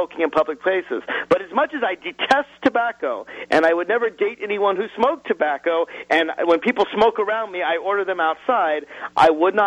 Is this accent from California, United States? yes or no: no; Nashville, Tennessee, United States; My hometown of Nashville, Tennessee, was a dry county